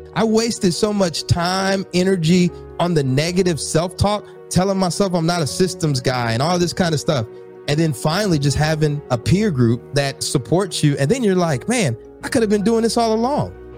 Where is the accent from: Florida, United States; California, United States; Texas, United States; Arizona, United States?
Texas, United States; College Station; now in Newark, United States; I'm actually in Newark, New Jersey, but I'm originally from Texas. I grew up in College Station and uh, East Texas